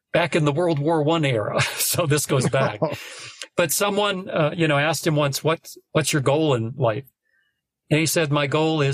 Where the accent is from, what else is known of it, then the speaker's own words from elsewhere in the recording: North Dakota, United States; now in Austin, United States; I'm from North Dakota